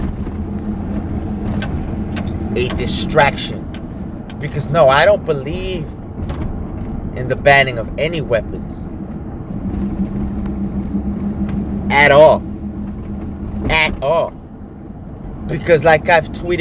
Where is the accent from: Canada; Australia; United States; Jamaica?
United States; I am an American patriot